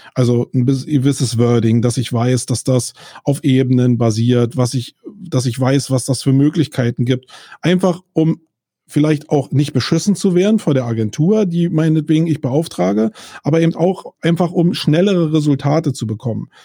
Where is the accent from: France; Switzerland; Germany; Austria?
Germany; wir in Deutschland